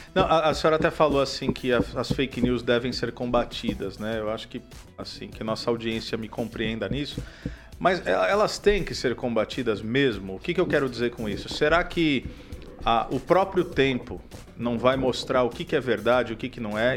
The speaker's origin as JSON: {"language": "Portuguese", "region": "São Paulo", "country": "Brazil", "moved": "yes", "said": "sou do estado de São Paulo, então lá a gente tinha FEBEM"}